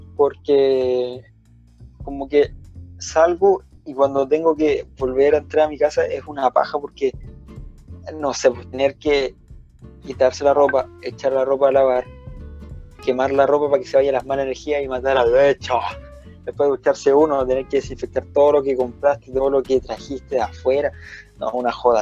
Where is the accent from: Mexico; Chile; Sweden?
Chile; Santiago, Santiago Metropolitan Region; nosotros somos de Santiago